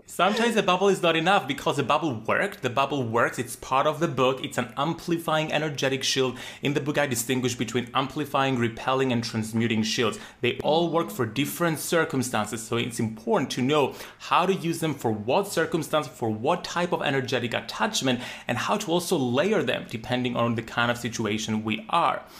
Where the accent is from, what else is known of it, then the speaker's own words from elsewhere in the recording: Cyprus; growing up in Cyprus, a very small island in the Mediterranean